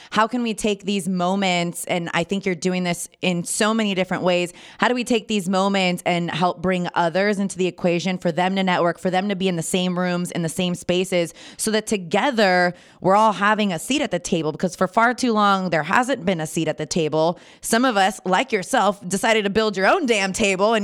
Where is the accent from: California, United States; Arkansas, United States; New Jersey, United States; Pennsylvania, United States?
California, United States; Napa Valley; I'm born and raised in Napa Valley